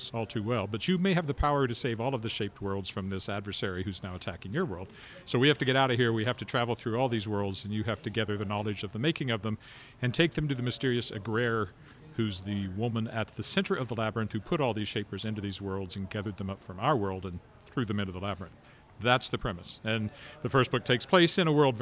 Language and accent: English; Weyburn, Saskatchewan, Canada; now in Regina, Canada; I never had something like that growing up in Weyburn